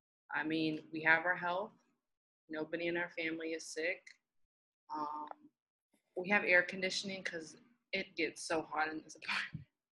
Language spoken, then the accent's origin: English; United States; being that I'm American